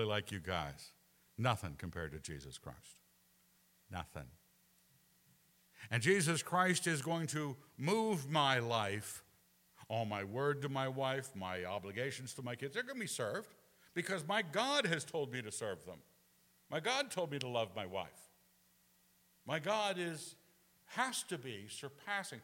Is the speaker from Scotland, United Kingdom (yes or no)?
yes; Scotland, United Kingdom; moved away; I'm still a Scot